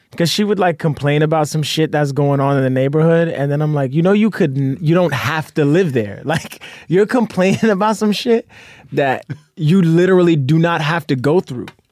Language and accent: English; New York City, New York, United States; moved away as an adult; also born or lived in Astoria, Queens; now in Florida, United States; I grew up in Brooklyn